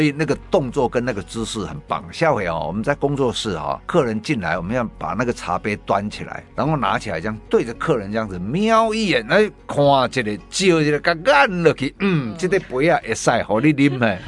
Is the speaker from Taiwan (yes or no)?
yes; Taiwan; 我们台湾人